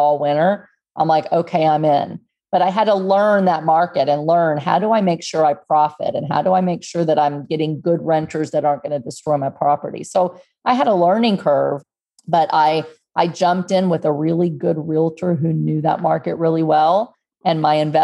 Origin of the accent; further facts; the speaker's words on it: Texas, United States; moved away as an adult; also born or lived in Houston, Texas; now in Pennsylvania, United States; I grew up in Texas and near the water, we were at the beach every weekend, 30 minutes away from my house